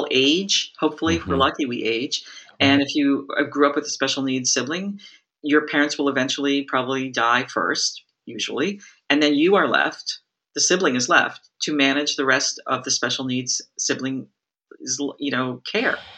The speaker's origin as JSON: {"language": "English", "region": "Massachusetts", "country": "United States", "tie": "born or raised there", "said": "I grew up in Massachusetts"}